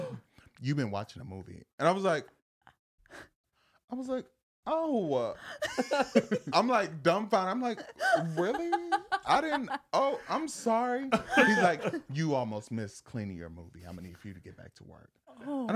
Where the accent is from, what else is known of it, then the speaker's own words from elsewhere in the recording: Zion, Illinois, United States; I'm actually like 40 minutes out from Chicago, which is like Zion.